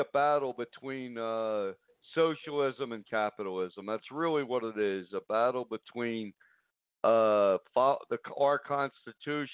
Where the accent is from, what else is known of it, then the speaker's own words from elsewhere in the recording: United States; we're American